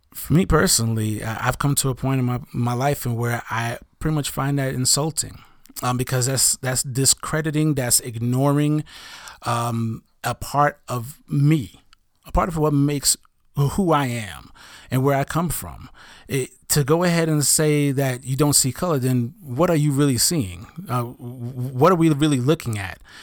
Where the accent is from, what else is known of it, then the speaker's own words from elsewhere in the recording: New York City, New York, United States; I'm an African-American male who grew up in Brooklyn, New York